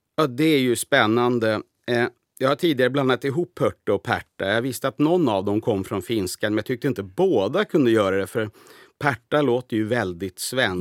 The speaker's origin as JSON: {"language": "Swedish", "country": "Sweden", "moved": "yes", "lives_now": "Finland", "said": "jag, var nyss hemma i Sverige"}